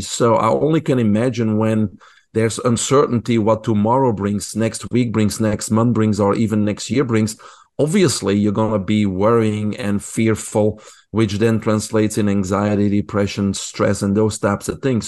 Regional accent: Belgium; English is a second language; moved away; I grew up in Belgium. People probably can hear my accent.

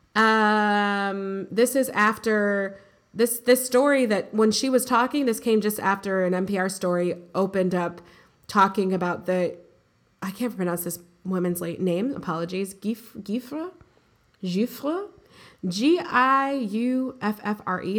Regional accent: United States; We're American

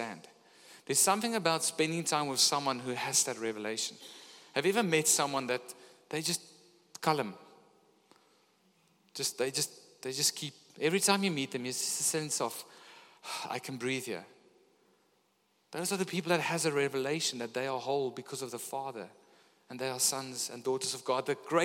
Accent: Pretoria, Gauteng, South Africa; now in Gordons Bay, South Africa; Coming from up north, growing up in Pretoria

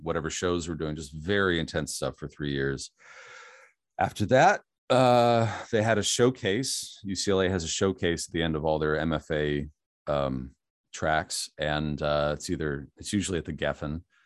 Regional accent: Steelers country, Pennsylvania, United States; moved away; I grew up in Steelers country

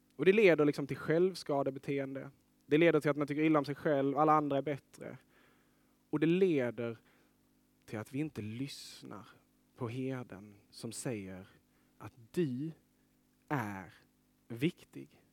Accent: Lerberget, Skåne, Sweden; moved away as an adult; jag är uppvuxen vid kusten, i Lerberget

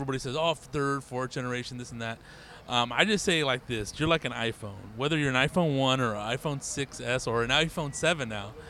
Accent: Riverside, California, United States; I was born and raised in Riverside

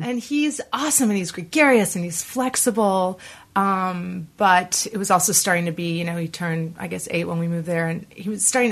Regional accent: Boston, Massachusetts, United States; now in New York, United States; I grew up in Boston

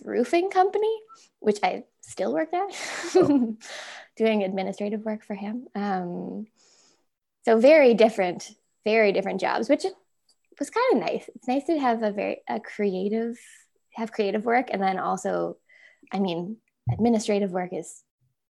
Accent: Alliston, Ontario, Canada; I'm from Alliston, Ontario, which has an annual potato festival

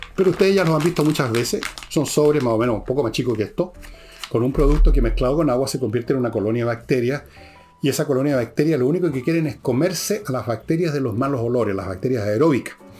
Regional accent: Chile

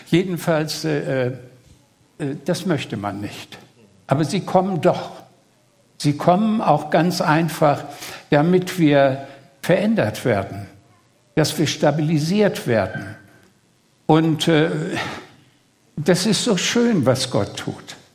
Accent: Greater Poland, Poland; Ja, ich komme, um es äh, kurz zu sagen, äh, aus in der Nähe von Posen. Poznan ist die zweitgrößte Stadt Polens. Also man fährt Berlin, Frankfurt-Oder und 200 Kilometer östlich ist Posen

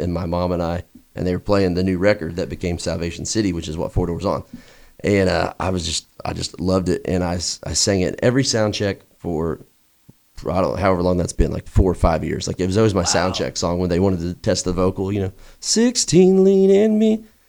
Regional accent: Unionville, Indiana, United States; also born or lived in Bloomington, Indiana / Vincennes, Indiana; now in Nashville, United States; That's kind of like where I grew up right there in Unionville.

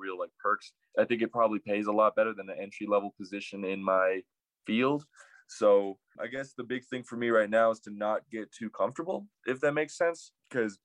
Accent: Albuquerque, New Mexico, United States; I'm from Albuquerque, New Mexico. I was raised in the North Valley

